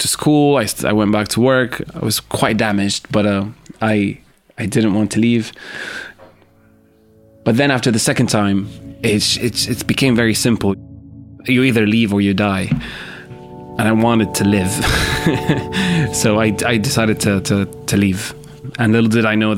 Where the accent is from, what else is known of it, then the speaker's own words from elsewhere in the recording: Syria; moved away as an adult; also born or lived in Damascus; now in London, United Kingdom; my home country, Syria.